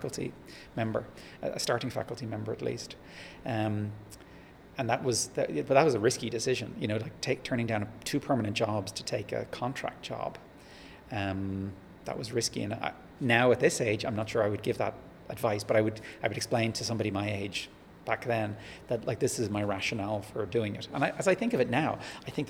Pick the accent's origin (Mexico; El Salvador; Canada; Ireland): Ireland; Dublin, Leinster; moved away as an adult; also born or lived in Japan / Australia / Scotland / Massachusetts; now in Sydney, Australia; I grew up in Ireland, Dublin, at the north side